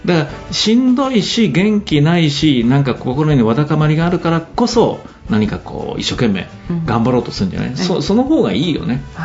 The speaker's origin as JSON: {"language": "Japanese", "region": "Kyoto", "country": "Japan", "tie": "born or raised there", "said": "京都市北区衣笠街道町の家で生まれ育ったんだけど"}